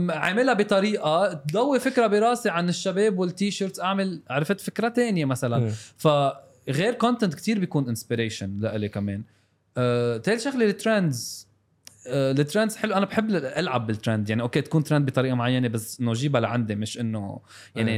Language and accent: Arabic; South Lebanon, Lebanon; انا من الجنوب